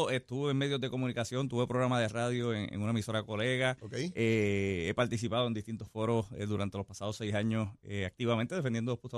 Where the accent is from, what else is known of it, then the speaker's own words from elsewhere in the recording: Yauco, Puerto Rico; Soy natural de Yauco.